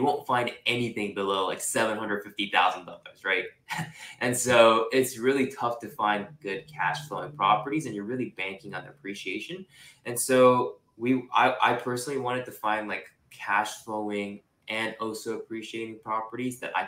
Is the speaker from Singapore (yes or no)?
yes; Singapore; moved away as an adult; also born or lived in Japan; now in California, United States; I was born in Japan. So I'm Japanese, and I was raised there until I was five. And then I grew up in Singapore pretty much my entire life